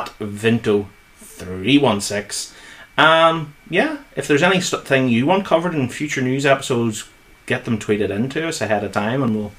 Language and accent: English; Northern Ireland, United Kingdom; we're from Northern Ireland